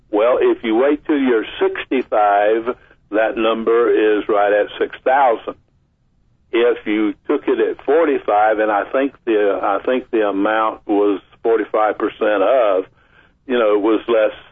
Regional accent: Vicksburg, Mississippi, United States; moved away; also born or lived in Natchez, Mississippi; I was born in Natchez, but I was raised in Vicksburg. My parents moved to Vicksburg before I was two years old

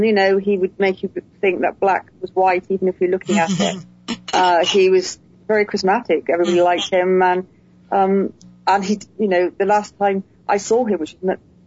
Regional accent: Huddersfield, Yorkshire and the Humber, United Kingdom; now in England; I was born in England in a little town called Huddersfield in Yorkshire

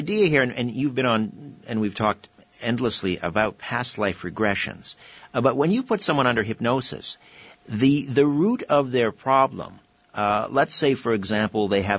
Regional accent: United Kingdom; We see, I'm British, and that's my background.

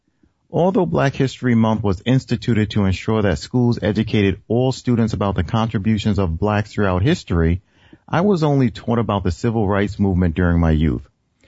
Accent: New York City, New York, United States; I grew up in Jamaica, Queens, or St. Albans, Queens, New York

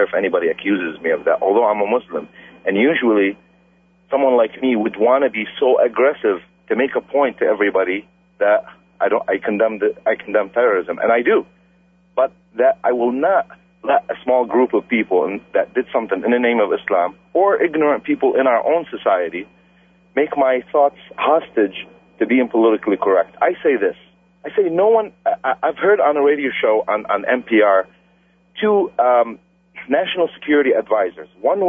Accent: United States; I have a problem with whoever hates America because I'm an American.

